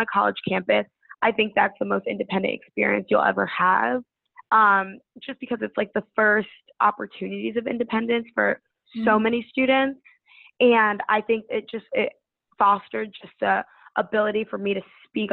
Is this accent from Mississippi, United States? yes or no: no; Connecticut, United States; moved away as an adult; now in Washington, D.C., United States; I'm from Connecticut, so DC was definitely a jump for me